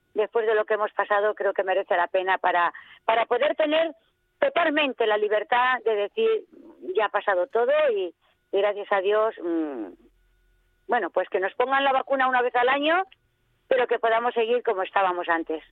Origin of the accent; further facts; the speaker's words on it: Extremadura, Spain; now in Valencia, Spain; yo soy extremeña